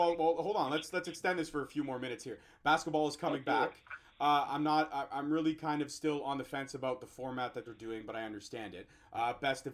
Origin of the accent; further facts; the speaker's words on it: Toronto, Ontario, Canada; I'm from Toronto